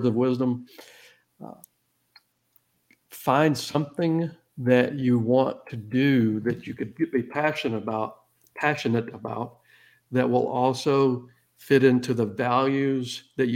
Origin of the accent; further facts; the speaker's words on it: Georgia, United States; moved away as an adult; now in Texas, United States; I'm an old Georgia redneck. I live in Texas half for 33 years now, but I'm originally from Georgia, and I'm proudly a redneck.